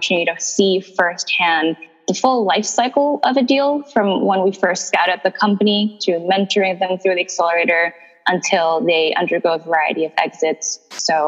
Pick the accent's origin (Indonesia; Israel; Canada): Indonesia; moved away as an adult; also born or lived in Chicago; I was born in Indonesia and raised by an entrepreneurial family